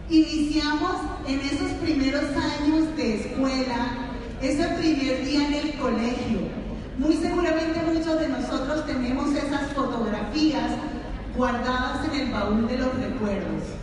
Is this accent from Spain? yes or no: no; San Cristóbal, Táchira, Venezuela; Y me tuve que quedar en mi ciudad natal, que es San Cristóbal, Estado Táchira, estudiando en la Universidad Católica Contaduría Pública.